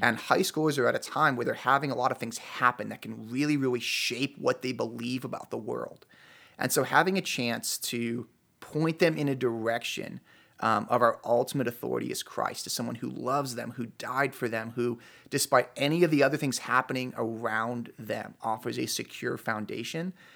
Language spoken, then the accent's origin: English; Chicago, Illinois, United States; moved away as an adult; now in Utah, United States; I'm originally from Chicago.